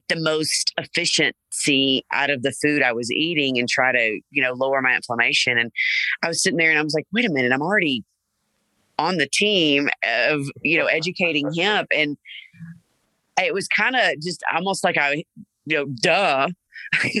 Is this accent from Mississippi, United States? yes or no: yes; Jackson, Mississippi, United States; moved away as an adult; also born or lived in Texas; I grew up in South Jackson